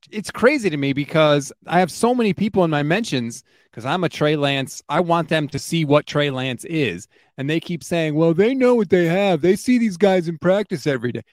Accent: Connecticut, United States; So I am born and raised in Connecticut, still live in Connecticut

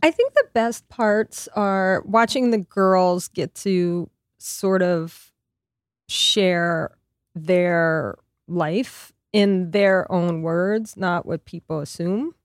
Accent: Lafayette, Louisiana, United States; moved away as an adult; also born or lived in New York; in my hometown in Lafayette

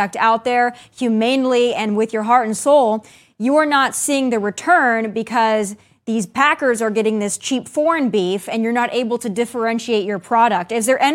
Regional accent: South Dakota, United States; born and raised in South Dakota

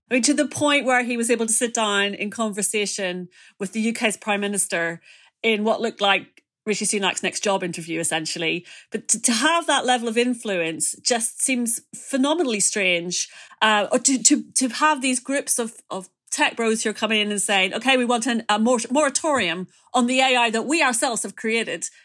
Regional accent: Ireland; as an Irish person

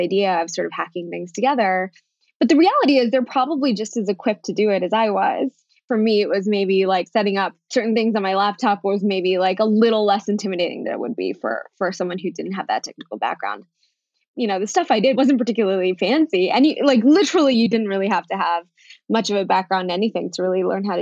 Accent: United States; first language Bengali; English is a second language; also born or lived in New York City; now in Denver, United States; Bengali was actually my first language, interestingly enough, despite the fact that I was born here.

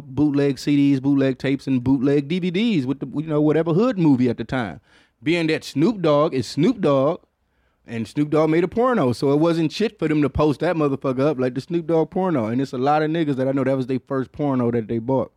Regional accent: Detroit, Michigan, United States; I'm from Detroit

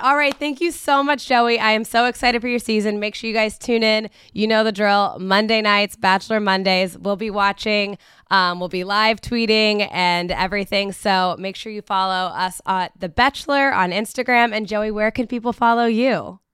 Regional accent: Hamilton, Ohio, United States; my hometown

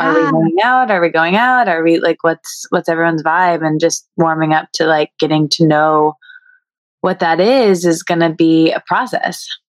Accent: Midwest, United States; I'm from the Midwest

